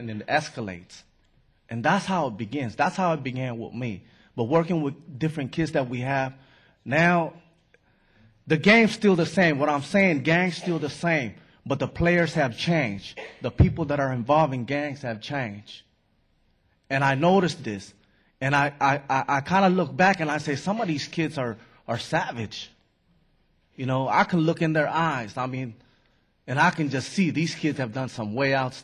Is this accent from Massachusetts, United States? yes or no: no; San Francisco, California, United States; I grew up in San Francisco